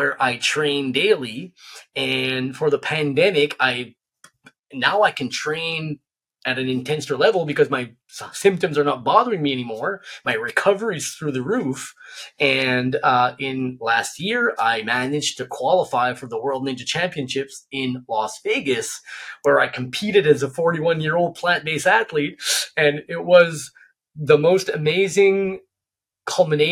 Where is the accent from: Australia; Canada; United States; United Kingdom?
Canada; New Brunswick; I'm from New Brunswick, a really remote area